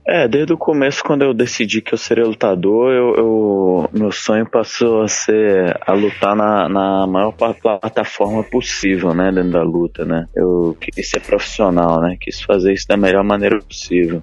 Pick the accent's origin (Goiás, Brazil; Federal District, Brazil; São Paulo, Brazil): Federal District, Brazil; Brasília; em Brasília, né? Que eu, a cidade onde eu nasci, onde eu morei